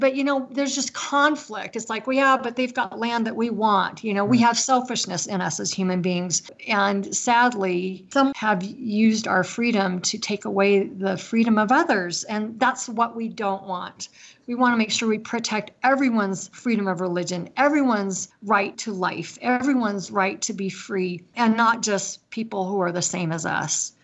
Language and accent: English; United States; I was born here in America. I'm a citizen, a natural born citizen, because I was born on American soil